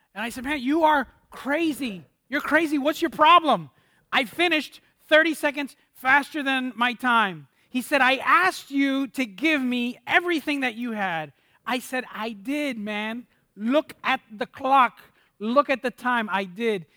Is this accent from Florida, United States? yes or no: yes; Miami, Florida, United States; moved away as an adult; also born or lived in Dallas; I'm from Miami, Florida, and my wife is from Miami, Florida as well, both born and raised